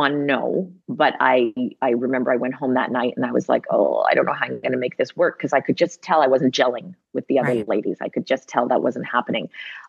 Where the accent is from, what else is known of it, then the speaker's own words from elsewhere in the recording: Montreal, Quebec, Canada; you know, I'm from Montreal. Cool. I went to McGill.